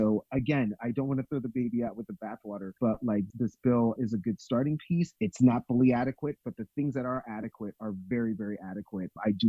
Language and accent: English; New York, United States; New York, which is my hometown